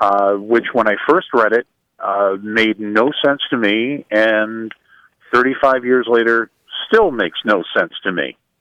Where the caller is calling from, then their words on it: Jensen Beach, Florida, United States; I'm calling from Jensen Beach, Florida.